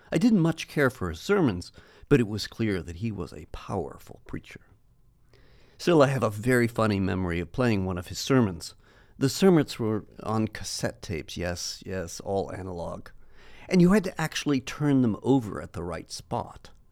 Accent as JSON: {"language": "English", "country": "United States", "tie": "born or raised there", "said": "growing up in the States"}